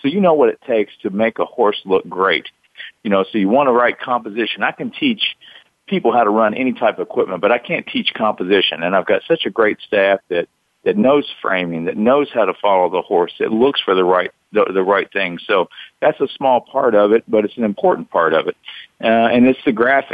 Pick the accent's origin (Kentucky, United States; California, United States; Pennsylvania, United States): Kentucky, United States; Somerset; moved away as an adult; now in Lexington, United States; I moved to Lexington from Somerset, Kentucky, about 80 miles south of here, and got a job at Channel 18. I was in television when I was in high school, a small TV station, TV8 in Somerset.